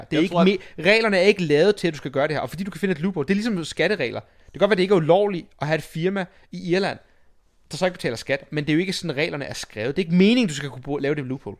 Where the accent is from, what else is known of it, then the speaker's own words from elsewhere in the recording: Denmark; som dansker